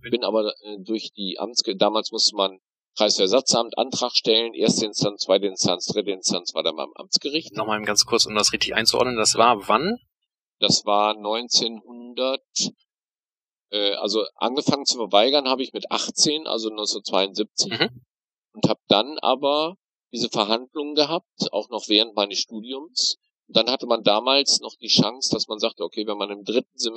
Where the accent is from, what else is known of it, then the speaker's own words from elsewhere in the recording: North Rhine-Westphalia, Germany; now in Bremerhaven, Germany; bin aber nicht Bremerhavener, sondern komme gebürtig aus dem Münsterland, Aha. aus Westfalen. Bin also sozusagen in einer sehr schwarzen, sehr katholischen, sehr christlichen, sehr CDU-orientierten Gegend groß geworden.